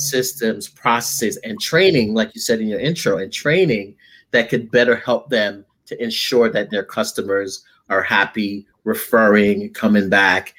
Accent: Jamaica; I'm Jamaican.

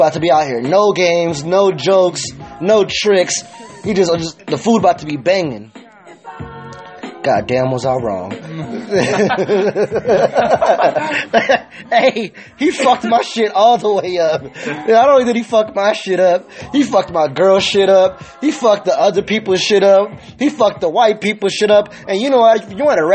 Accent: California, United States; I'm from Cali, born and raised

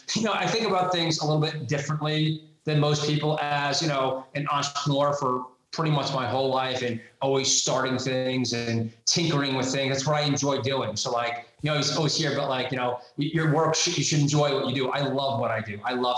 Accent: New York, United States; accent: Long Island; So I was born in Brooklyn, New York. I grew up in Long Island. I have a little bit of the accent left.

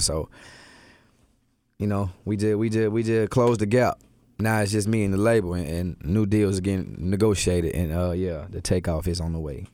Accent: Atlanta, Georgia, United States; born or raised there; also born or lived in Milwaukee

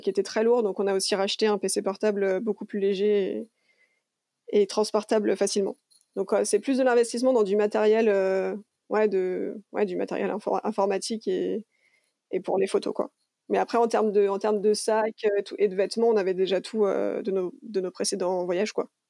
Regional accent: Lyon, Auvergne-Rhône-Alpes, France; also born or lived in Canada / New Zealand; je suis une vraie lyonnaise, hein, je, suis née, j'ai toujours vécu à Lyon quand je suis en France.

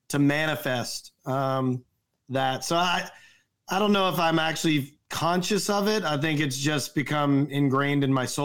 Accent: the South, United States; I grew up in the South, I ate a lot of fast food.

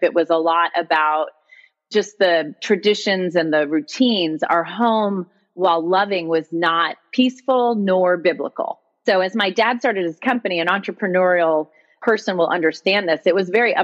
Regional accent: Connecticut, United States; moved away; also born or lived in Miami, Florida / Boston / New York; I was raised in Connecticut in a pretty typical middle-income family

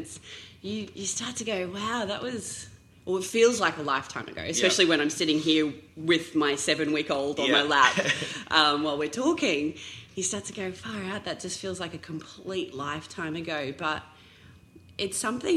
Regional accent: Townsville, Queensland, Australia; I grew up in Townsville in North Queensland

